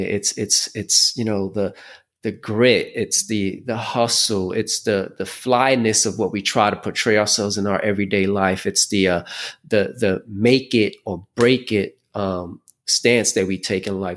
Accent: New York City, New York, United States; moved away as an adult; also born or lived in Caguas, Puerto Rico / Puerto Rico / Miami; I was born in Puerto Rico, but I was raised in Brooklyn

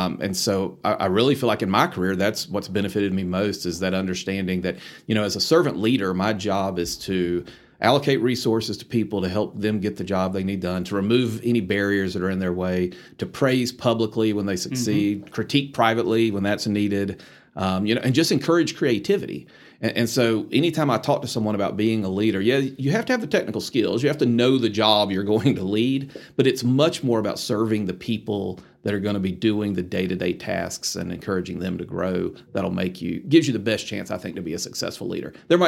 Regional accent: Columbia, South Carolina, United States; moved away as an adult; now in Atlanta, United States; So Columbia, South Carolina was home for me. And that's where I was born and raised.

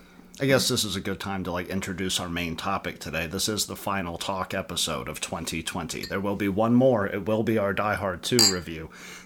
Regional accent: Murfreesboro, Tennessee, United States; I grew up in Murfreesboro, so it was this small when I was, like, 10.

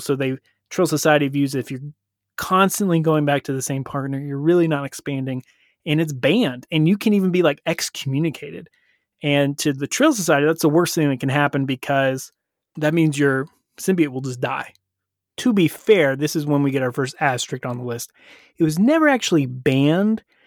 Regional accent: United States; being an American

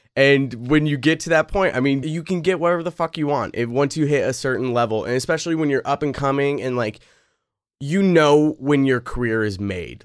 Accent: Pacific Northwest, United States; I'm from the Pacific Northwest.

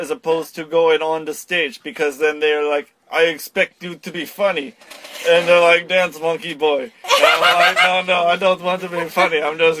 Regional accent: West Linn, Oregon, United States; These people thought I was from Vancouver. And they're like, are you from Vancouver? I say, no. I am from West Lynn, Oregon, in the United States.

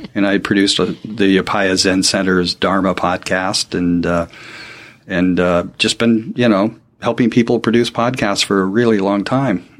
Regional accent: Portland, Oregon, United States; born and raised in Portland, Oregon

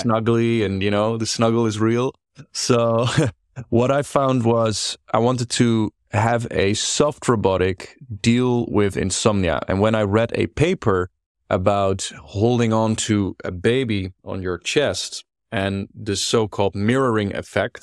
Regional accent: Netherlands; I grew up here in the Netherlands. I'm as Dutch as they come.

